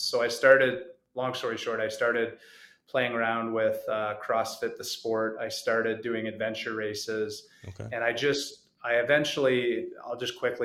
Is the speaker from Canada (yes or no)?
yes; Canada; I grew up in Canada.